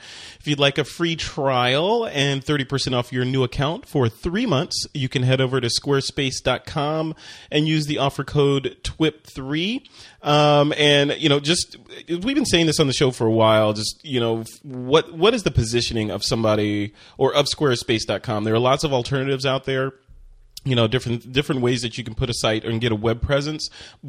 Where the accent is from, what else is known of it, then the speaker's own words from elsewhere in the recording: Chicago, Illinois, United States; also born or lived in Flint, Michigan / Tokyo, Japan; I am from Chicago. Actually, I was born in Michigan, but I grew up in Chicago.